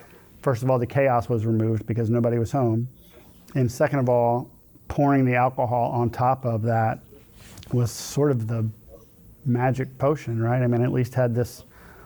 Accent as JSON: {"language": "English", "town": "Houston", "region": "Texas", "country": "United States", "tie": "born or raised there", "said": "I grew up in Sharpstown, so I lived, you know, a 10-minute walk from Sharpstown Mall"}